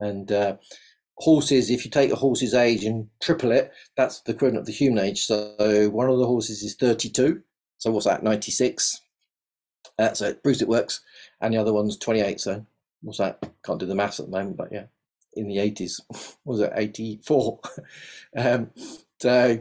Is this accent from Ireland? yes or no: no; London, United Kingdom; accent: South London; moved away as an adult; now in Devon, United Kingdom; So that's where most of my accent is from, South London